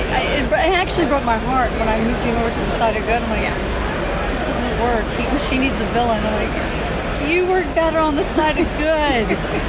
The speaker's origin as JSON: {"language": "English", "region": "Georgia", "country": "United States", "said": "and I'm from Georgia, in case you can't tell from that."}